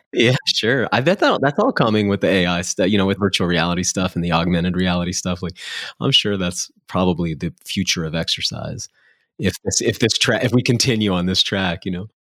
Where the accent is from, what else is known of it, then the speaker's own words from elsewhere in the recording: New England, United States; I grew up in New England